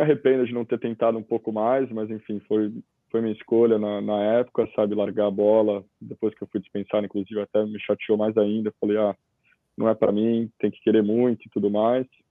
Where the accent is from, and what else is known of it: São Paulo, Brazil; born or raised there; moved away as an adult; also born or lived in Cascais, Portugal; now in Australia